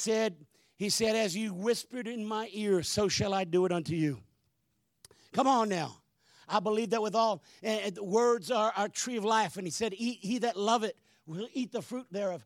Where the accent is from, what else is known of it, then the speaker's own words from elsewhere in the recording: Hamilton, Ontario, Canada; I'm a city slicker. I was born in Hamilton, Ontario